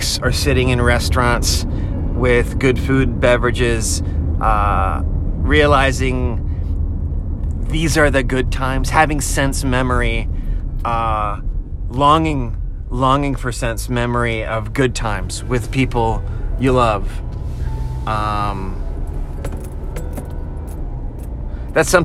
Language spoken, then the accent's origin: English; Virginia Beach, Virginia, United States; now in Nashville, United States; I grew up in Virginia Beach, Virginia